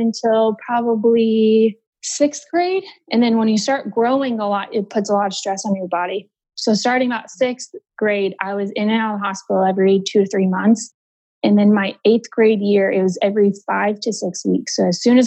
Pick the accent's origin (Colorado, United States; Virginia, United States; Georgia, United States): Colorado, United States; Denver; now in Houston, United States; I'm from Denver, but we live in Houston right now